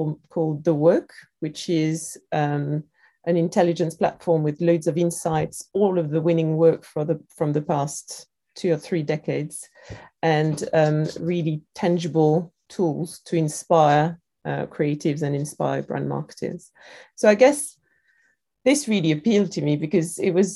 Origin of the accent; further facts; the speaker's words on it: France; accent: French; moved away as an adult; now in London, United Kingdom; I was growing up in France